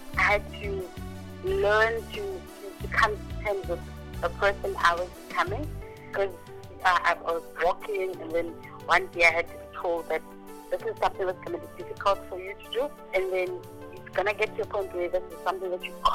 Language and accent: English; Kempton Park, Gauteng, South Africa; also born or lived in Mulobedi; raised in Joburg, in a place called Kempton Park